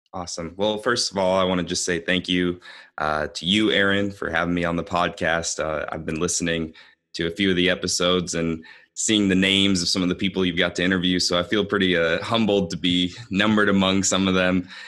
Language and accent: English; Des Moines, Iowa, United States; I am from Des Moines, Iowa